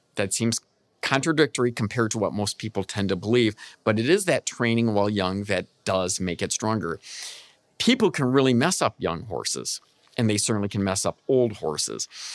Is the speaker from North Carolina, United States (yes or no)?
no; Michigan, United States; I'm from Michigan